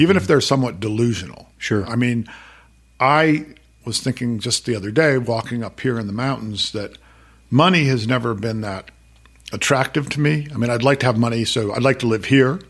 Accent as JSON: {"language": "English", "town": "Worcester", "region": "Massachusetts", "country": "United States", "tie": "born or raised there", "also_born_or_lived": "Boulder, Colorado", "moved": "as an adult", "said": "it's where I grew up. It's my hometown"}